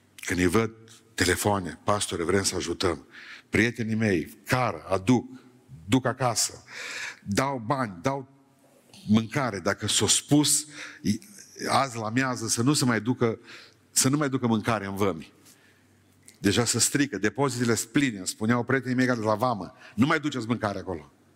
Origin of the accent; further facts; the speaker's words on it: near Beiuș, Bihor County, Romania; also born or lived in Bucharest; exilat în satul meu, din Beiuș